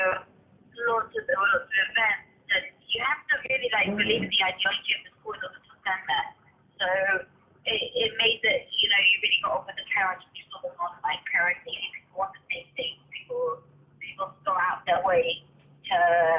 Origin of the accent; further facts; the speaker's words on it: London, United Kingdom; now in Israel; I grew up in London, which is pretty multicultural